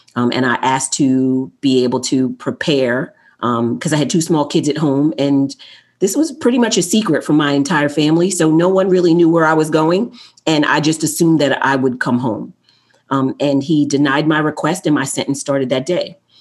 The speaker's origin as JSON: {"language": "English", "town": "New York City", "region": "New York", "country": "United States", "tie": "born or raised there", "said": "I was born in Queens, New York"}